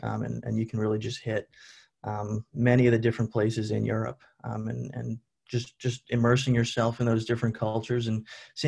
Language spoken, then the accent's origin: English; Long Island, New York, United States; I'm a senior from Long Island, New York, science pre-professional major, so essentially pre-med. I live off campus now, but when I lived on campus, I was in Keenan Hall.